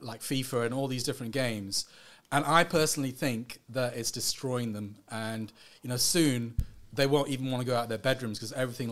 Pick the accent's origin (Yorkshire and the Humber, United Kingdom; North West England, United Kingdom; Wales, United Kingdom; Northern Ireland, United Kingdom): Wales, United Kingdom; North; also born or lived in Sri Lanka; North Wales was a beautiful place to grow up